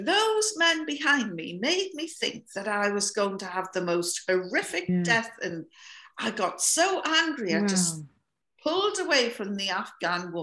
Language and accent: English; North East England, United Kingdom; now in Scotland; I come from the north of England by the Scottish border. I live in Scotland now, but this is where I come from.